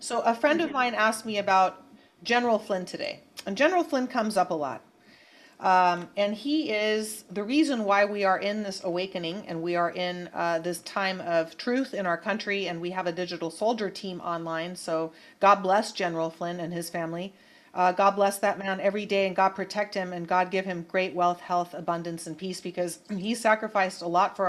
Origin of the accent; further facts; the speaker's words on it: Bay Area, California, United States; growing up in the Bay Area